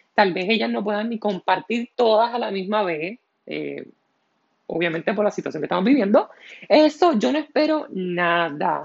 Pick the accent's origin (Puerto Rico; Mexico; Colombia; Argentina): Puerto Rico